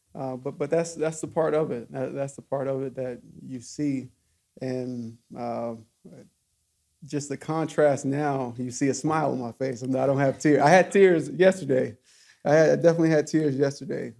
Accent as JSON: {"language": "English", "town": "Alcoa", "region": "Tennessee", "country": "United States", "tie": "born or raised there", "said": "I grew up in Alcoa, about 12 minutes away"}